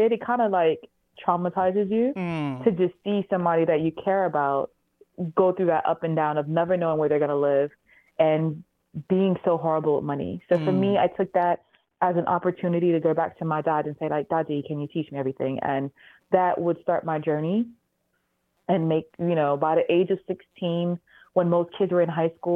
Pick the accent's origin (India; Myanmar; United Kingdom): United Kingdom; Manchester, North West England; I was raised in Manchester, England